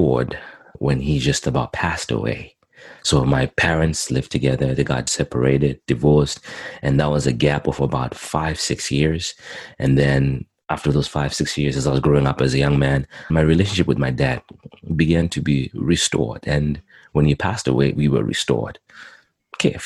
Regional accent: Zimbabwe; also born or lived in Montreal, Canada; now in Edmonton, Canada; I was born in Zimbabwe, Southern Africa, and I came to Canada in 2001

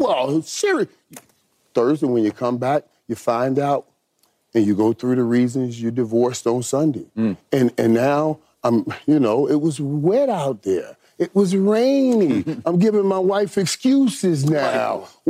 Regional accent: Miami, Florida, United States; You know, I'm from Miami. I consider myself a Miami Cowboy.

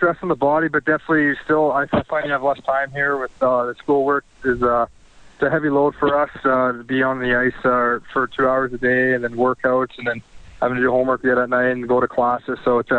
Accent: Fort Saskatchewan, Alberta, Canada; I grew up just outside in Fort Saskatchewan, Lamont, so just kind of out in the outskirts of Edmonton.

